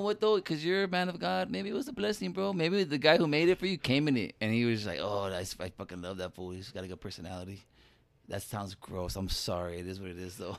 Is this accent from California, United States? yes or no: yes; Los Angeles, California, United States; growing up in East, in, in East L